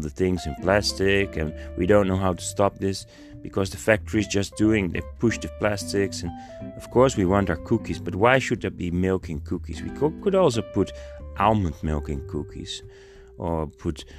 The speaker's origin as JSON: {"language": "English", "country": "Netherlands", "said": "I'm from the Netherlands and we're in Europe"}